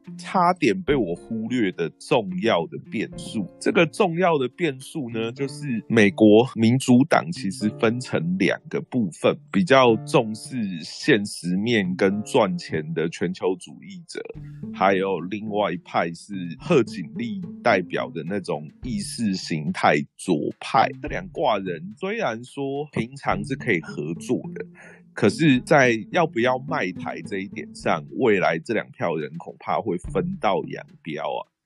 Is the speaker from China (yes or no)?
no; Taiwan; 我们台湾人